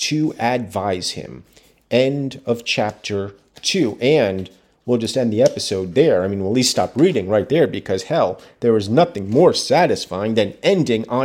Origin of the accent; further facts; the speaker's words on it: United States; As an American